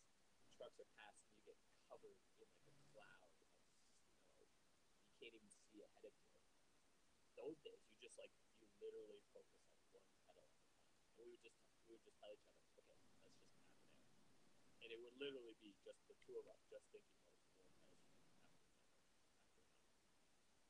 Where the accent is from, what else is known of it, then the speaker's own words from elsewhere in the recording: Canada; moved away; growing up in Canada